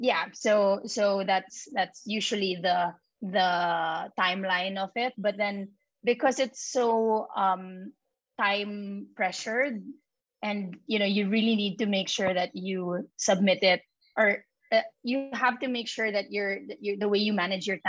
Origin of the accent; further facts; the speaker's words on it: Philippines; first language Filipino; nasa Pilipinas tayo